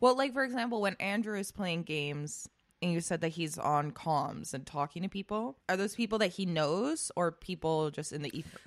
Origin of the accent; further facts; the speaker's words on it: Spain; now in United States; when I was growing up in Spain